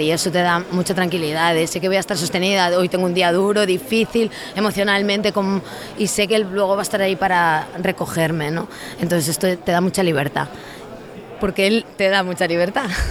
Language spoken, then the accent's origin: Spanish; a zone of Lugo, Galicia, Spain; yo soy gallega